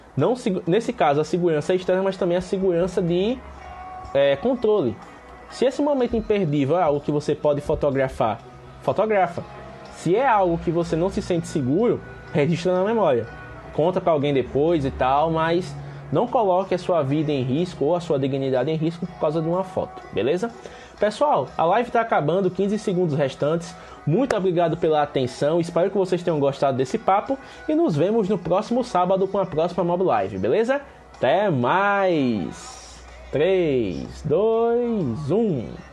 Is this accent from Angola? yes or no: no; Penedo, Alagoas, Brazil